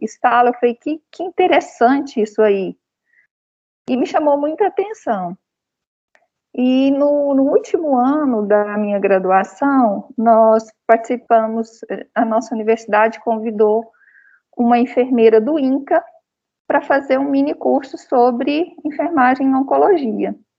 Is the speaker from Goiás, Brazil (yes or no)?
yes; Goiás, Brazil; now in Brasília, Brazil; eu sou goiana